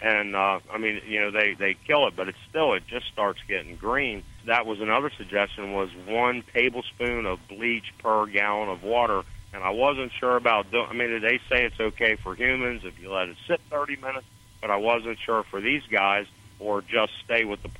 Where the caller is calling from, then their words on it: Florida, United States; I'm in Florida.